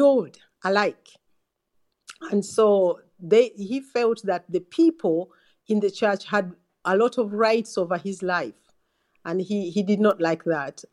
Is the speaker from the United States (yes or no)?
no; Uganda; now in England, United Kingdom; I come from Uganda